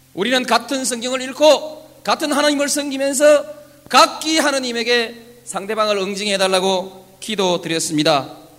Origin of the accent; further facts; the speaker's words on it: Yeongnam, South Korea; 나는 그저 영남이니까, 태생이 영남이니까